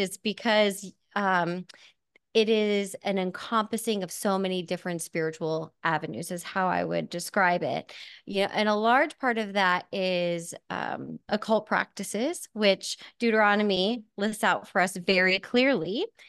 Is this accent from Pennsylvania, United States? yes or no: yes; Hamburg, Pennsylvania, United States; I am from Hamburg, Pennsylvania